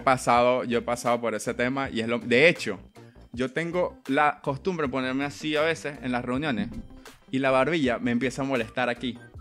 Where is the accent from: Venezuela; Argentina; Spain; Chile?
Venezuela; Coro, Falcón; Yo soy de coro.